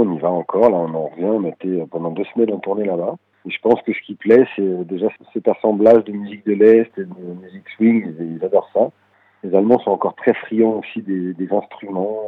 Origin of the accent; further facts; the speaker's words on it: Paris, Île-de-France, France; first language French; On est tous originaires de Paris.